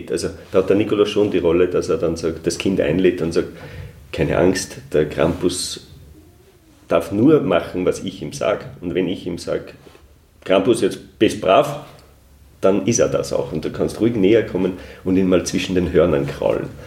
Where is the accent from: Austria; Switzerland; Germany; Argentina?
Austria; Upper Austria; Also bei mir, ich komme ja aus dem Hausruckviertel, da gibt es die Berchten nicht.